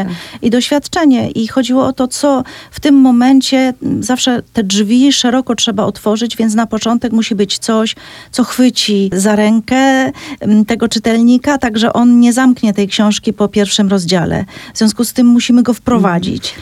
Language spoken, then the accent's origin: Polish; Cieszyn Silesia, Silesian Voivodeship, Poland; ja w samej Wiśle nie mieszkam wprawdzie, ale mówiąc u nas mam na mhm. myśli Śląsk Cieszyński